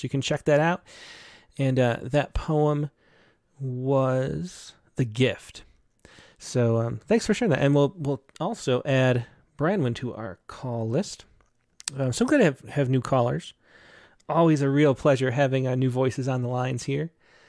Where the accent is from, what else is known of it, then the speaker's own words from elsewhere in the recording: Rochester, New York, United States; now in Southern California, United States; I'm from Rochester, so I'm familiar with that area.